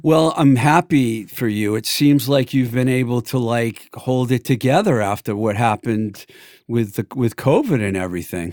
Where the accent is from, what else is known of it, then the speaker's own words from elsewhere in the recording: Worcester, Massachusetts, United States; moved away as an adult; also born or lived in Los Angeles; I grew up in the Worcester area. I moved to LA and I lived all over the place